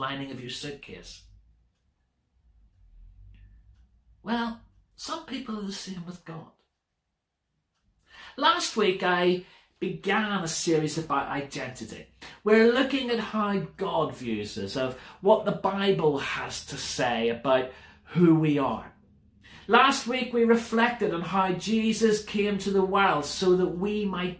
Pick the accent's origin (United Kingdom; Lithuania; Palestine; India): United Kingdom; British people being British people